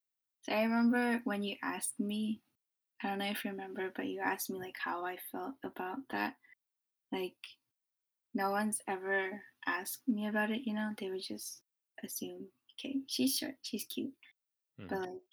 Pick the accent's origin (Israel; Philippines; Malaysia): Philippines; also born or lived in Japan; I'm from the Philippines, when I grew up in Japan